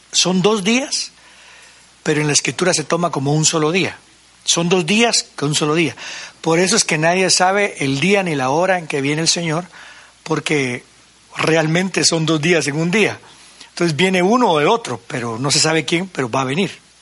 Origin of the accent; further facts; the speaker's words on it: Guatemala; Soy puro guatemalteco